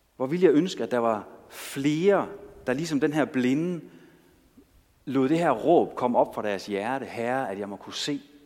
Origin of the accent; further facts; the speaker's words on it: Denmark; jeg kommer jo fra Danmark